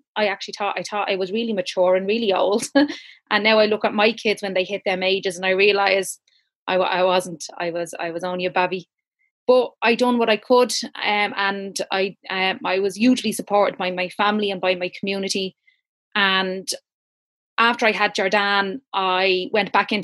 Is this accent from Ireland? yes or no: yes; Dublin, Leinster, Ireland; also born or lived in Ballymun; I'm from Killinarden in Talla. I grew up there